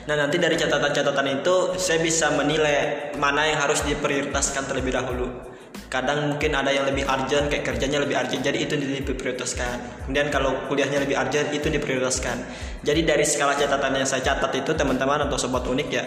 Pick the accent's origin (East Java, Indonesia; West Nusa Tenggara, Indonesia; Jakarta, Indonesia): West Nusa Tenggara, Indonesia; now in Yogyakarta, Indonesia; dan saya asalnya nih dari Nusa Tenggara Barat nih dari NTB nih sobat unik